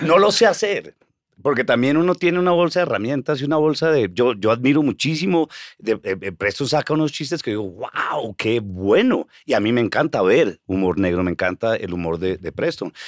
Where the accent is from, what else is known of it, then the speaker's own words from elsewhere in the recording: Colombia; moved away as an adult; now in New York, United States; yo soy de Colombia